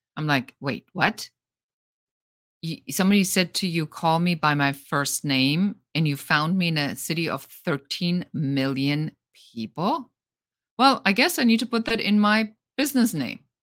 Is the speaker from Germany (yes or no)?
yes; Germany; moved away; I come from Germany, so in Germany, a lot of things are very by the book